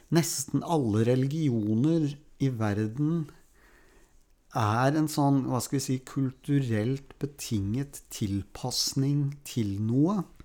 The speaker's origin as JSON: {"language": "Norwegian", "region": "Oslo", "country": "Norway", "tie": "born or raised there", "said": "Erik Fossnes Hansen, Jan Kjærstad og jeg vokste jo opp alle sammen på Grorud"}